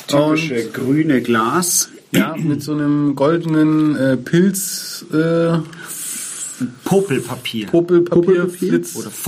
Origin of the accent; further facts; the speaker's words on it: Munich, Bavaria, Germany; born there; Bin ich überhaupt nicht. Ich bin in München